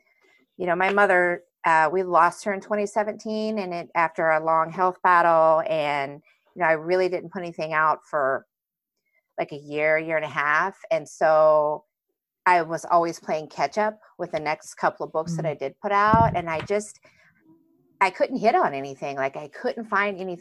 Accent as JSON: {"language": "English", "region": "Southeast Iowa", "country": "United States", "tie": "born or raised there", "also_born_or_lived": "Indiana", "said": "I grew up in a small town, Southeast Iowa, much smaller actually than Stillwater."}